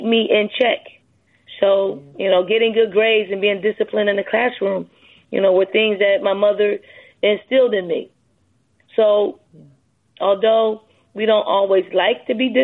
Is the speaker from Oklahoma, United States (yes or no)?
no; Philadelphia, Pennsylvania, United States; growing up in Philly